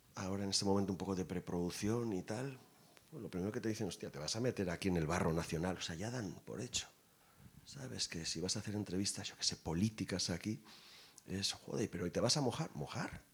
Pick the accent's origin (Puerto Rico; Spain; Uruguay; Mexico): Spain; Irun, Basque Country; mi pueblo